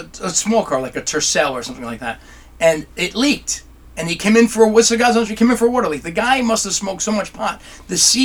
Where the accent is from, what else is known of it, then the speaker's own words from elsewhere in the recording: New Jersey, United States; I'm an Italian from New Jersey